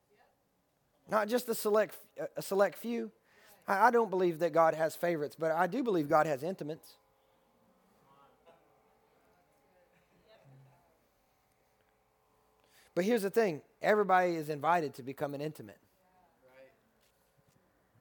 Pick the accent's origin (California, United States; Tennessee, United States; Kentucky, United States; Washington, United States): Kentucky, United States; I'm from Kentucky